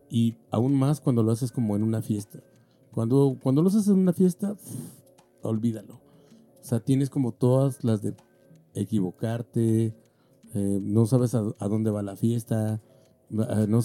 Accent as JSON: {"language": "Spanish", "country": "Mexico", "said": "Pero también creo que nosotros como tornamesistas mexicanos hemos ido en contra de lo que se nos dijo."}